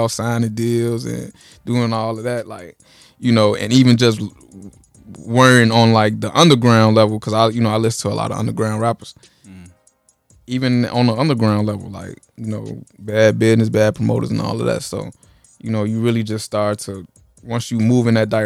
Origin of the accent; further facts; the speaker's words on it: Chicago, Illinois, United States; I'm from Chicago